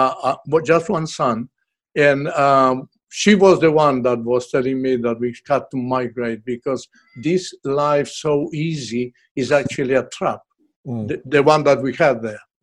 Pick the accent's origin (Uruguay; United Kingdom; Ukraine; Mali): Uruguay; moved away as an adult; now in Australia; I am from Uruguay in South America